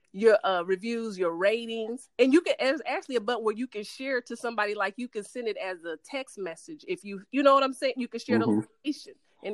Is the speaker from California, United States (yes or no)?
yes; San Francisco, California, United States; now in Dallas, United States; I was born in San Francisco